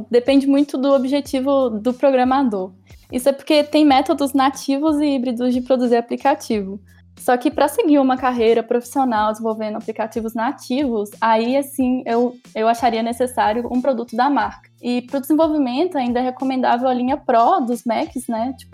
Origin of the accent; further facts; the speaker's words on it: Mariana, Minas Gerais, Brazil; now in Ouro Preto, Brazil; tenho 21 anos, sou natural de Mariana, mas moro em Ouro Preto.